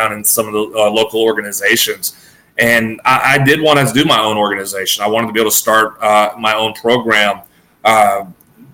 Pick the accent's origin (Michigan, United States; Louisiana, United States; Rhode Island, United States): Louisiana, United States; I grew up around some of the best ball players in the state of Louisiana